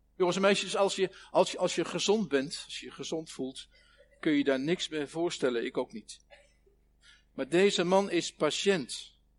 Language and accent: Dutch; Netherlands; Ons land is een van de meest dichtstbevolkte gebieden van de wereld